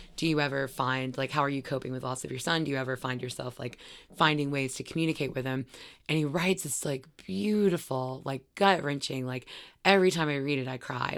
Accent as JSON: {"language": "English", "town": "Gainesville", "region": "Florida", "country": "United States", "tie": "born or raised there", "also_born_or_lived": "Brunswick, Georgia", "said": "I mostly grew up in, uh, Gainesville, Florida."}